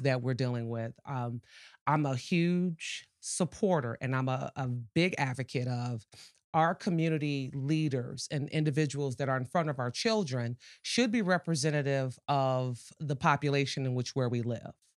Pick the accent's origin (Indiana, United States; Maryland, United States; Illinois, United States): Illinois, United States; Chicago; moved away as an adult; now in Portage, United States; born and raised in Chicago.